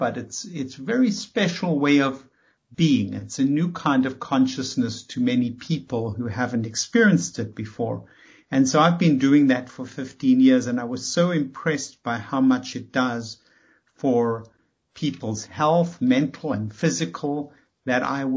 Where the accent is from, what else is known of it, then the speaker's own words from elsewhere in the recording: South Africa; moved away as an adult; now in United States; I came from South Africa